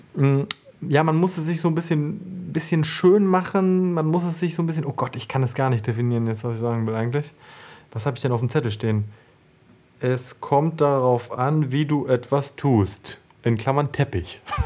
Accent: Paderborn, North Rhine-Westphalia, Germany; moved away; Paderborn, meine alte Heimat

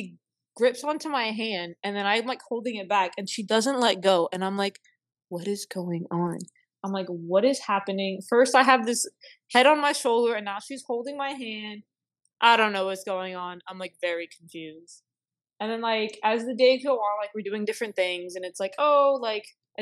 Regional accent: South Florida, United States; moved away; I'm from South Florida

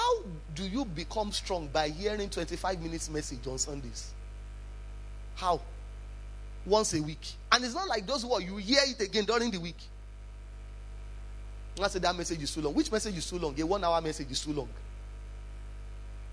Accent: Ibadan, Oyo, Nigeria; I come from Ibadan

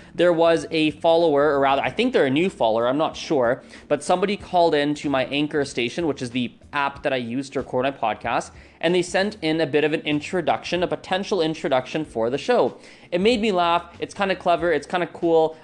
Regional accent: Canada; I grew up with English because I'm born and raised in Canada.

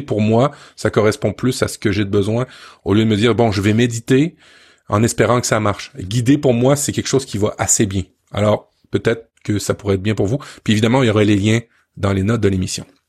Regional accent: France; moved away; quand j'étais jeune en France

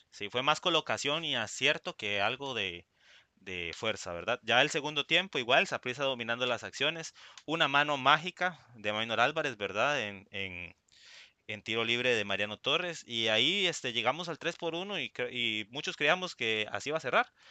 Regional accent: Puntarenas, Costa Rica; estamos ahí anuentes como porteños

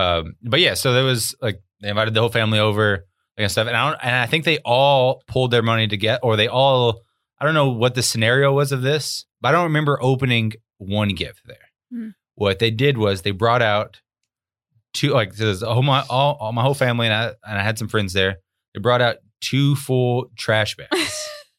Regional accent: Arkansas, United States; I grew up in Arkansas in a trailer and double wide most of my life.

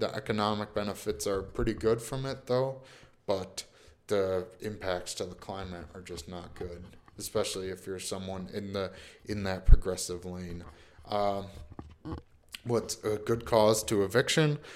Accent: New York, United States; I'm from New York

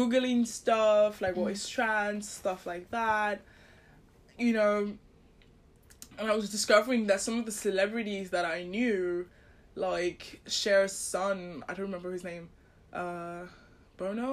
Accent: Nigeria; I grew up in Nigeria

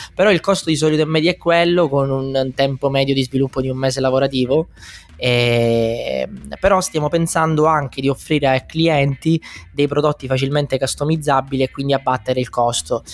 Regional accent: Messina, Sicily, Italy; also born or lived in London; now in Milan, Italy; io sono originario di Messina ma abito a Milano

